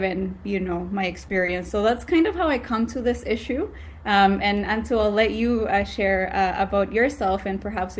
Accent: El Salvador; moved away as an adult; now in Canada; growing up in El Salvador in a pretty religious community

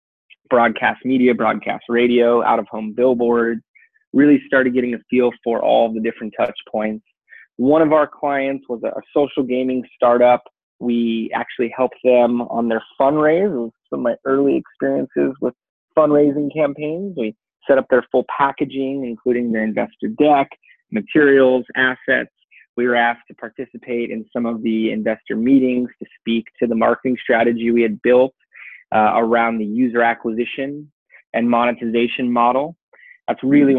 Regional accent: California, United States; I grew up here in California participating in action sports, snow, skate, surf

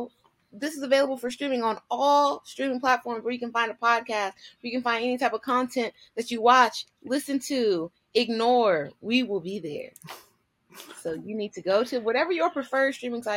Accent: United States

